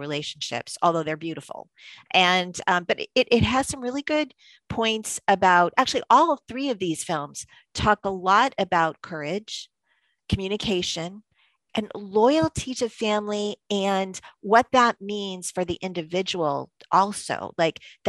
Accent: Massachusetts, United States; since I grew up in Massachusetts

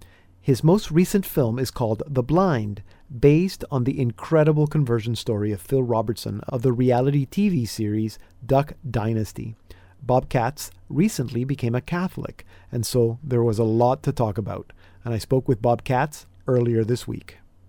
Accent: Panama; now in Canada; I grew up in Panama, so I'm used to like tropical Christmas, but going to the beach on Christmas Day is a little weird now that I've been in Canada for 35 years.

